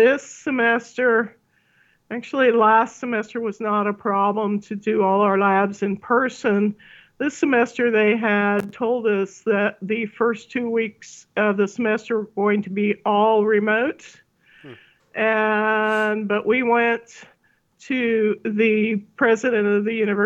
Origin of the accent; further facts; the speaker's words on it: Salina, Kansas, United States; When I grew up near Salina